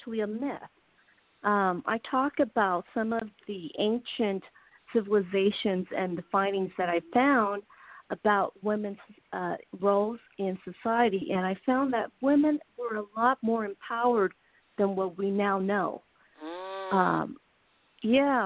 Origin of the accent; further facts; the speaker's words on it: United States; I'm Asian American. I was raised in America, but I have my parents came from Taiwan